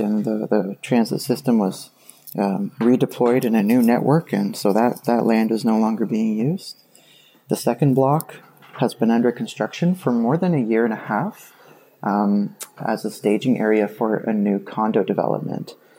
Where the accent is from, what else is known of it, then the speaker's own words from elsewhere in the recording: Kitchener, Ontario, Canada; I'm calling from Kitchener, Ontario. And, uh, I have a story about a project I've been involved in in my hometown